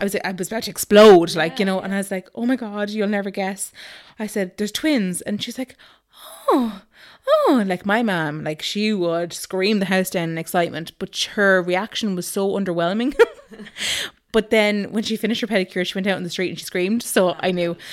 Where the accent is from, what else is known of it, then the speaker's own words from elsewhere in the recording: Galway, Connacht, Ireland; moved away as an adult; also born or lived in Dublin / Nice (likely Naas); I am from Galway originally